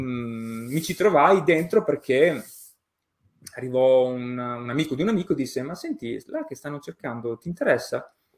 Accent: Emilia-Romagna, Italy; Io sono nato e cresciuto in Romagna

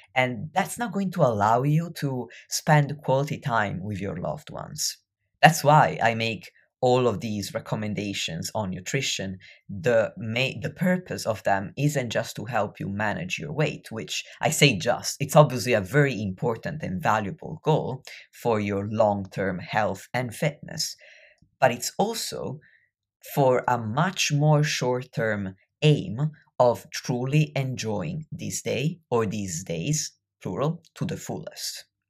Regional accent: near Venice, Veneto, Italy; I grew up near Venice

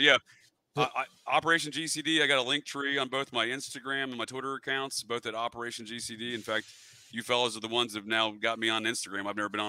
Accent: Connecticut, United States; also born or lived in Vermont; I may not sound like a New Englander, but I was born in Connecticut and I did spend much of my youth growing up in Vermont. So I do very much identify as a New Englander.

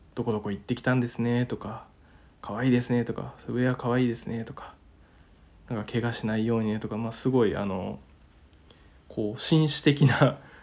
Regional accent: Niigata, Japan; now in Tokyo, Japan; 地元新潟から東京まで

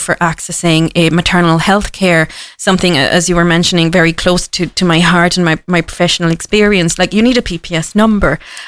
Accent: Cork, Munster, Ireland; I am from Cork. So if anyone asks me, I'm from Cork. And Cork people, we are born wherever we want. You know, it was an accidental birth. So I do consider myself a daughter of the city.

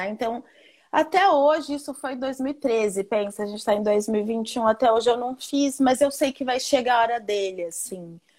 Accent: Rio de Janeiro, Brazil; now in New York, United States; eu saí do Rio de Janeiro, onde eu me sentia um corpo estranho, e fui para um lugar em que eu olhei para o lado e falei: Nossa, aqui dá para eu ser eu.

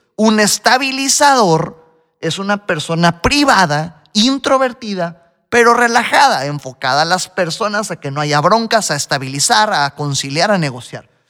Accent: Mexico; Yo soy el típico mexicano al que le encanta la comida picante.

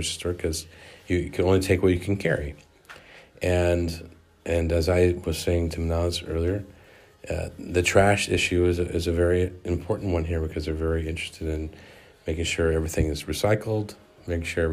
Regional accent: United States; now in Venice, Italy; as an American

